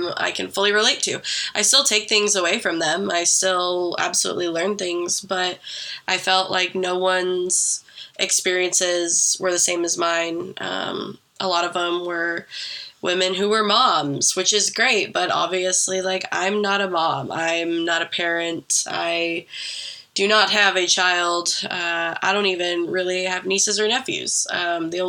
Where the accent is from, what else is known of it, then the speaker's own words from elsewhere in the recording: Oregon, United States; moved away as an adult; I grew up in Oregon